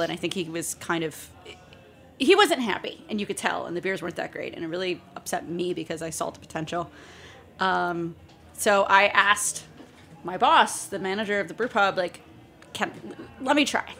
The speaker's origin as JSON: {"language": "English", "town": "Gainesville", "region": "Florida", "country": "United States", "tie": "born or raised there", "also_born_or_lived": "Columbus, Georgia", "moved": "as an adult", "said": "my hometown, Gainesville, Florida"}